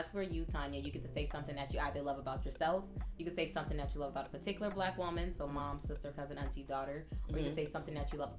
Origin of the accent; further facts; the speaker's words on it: Compton, California, United States; I'm from Compton